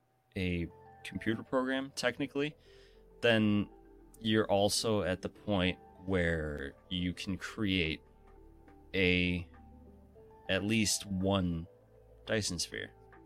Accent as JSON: {"language": "English", "town": "Boston", "region": "Massachusetts", "country": "United States", "said": "Of course I'm from Boston. Where else do you expect a woman like this to come?"}